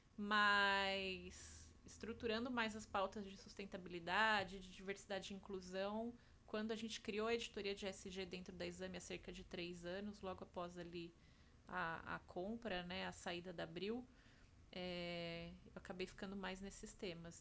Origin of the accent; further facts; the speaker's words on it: Jundiaí, São Paulo, Brazil; Eu sou de Jundiaí, então fiz grande parte dos estágios ali